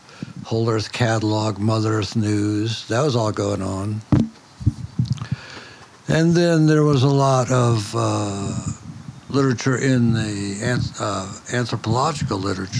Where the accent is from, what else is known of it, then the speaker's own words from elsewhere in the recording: Detroit, Michigan, United States; now in North Carolina, United States; No, I grew up in Detroit.